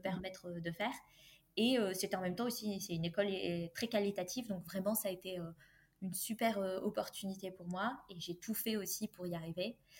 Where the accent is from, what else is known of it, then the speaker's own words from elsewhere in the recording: France; j'ai grandi dans une famille modeste euh, avec euh, des parents qui ont émigré en France